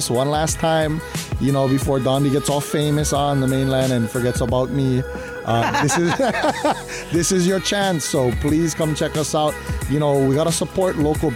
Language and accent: English; Kauai, Hawaii, United States; I'm from Kauai